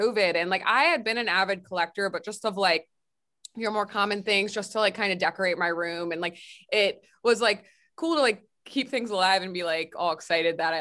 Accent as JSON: {"language": "English", "town": "Mount Airy", "region": "Maryland", "country": "United States", "tie": "born or raised there", "also_born_or_lived": "Frederick, Maryland", "said": "I was born and raised in Frederick. I was like actually like grew up in Mount Airy, but like it's pretty much Frederick"}